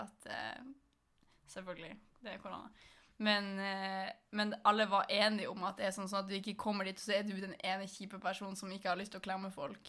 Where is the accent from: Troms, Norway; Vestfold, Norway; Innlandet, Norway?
Troms, Norway; Malangen; moved away; da var jeg jo hjemme i Malangen